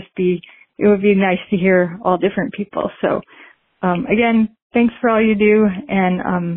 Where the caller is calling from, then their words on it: North Carolina, United States; I'm calling from North Carolina.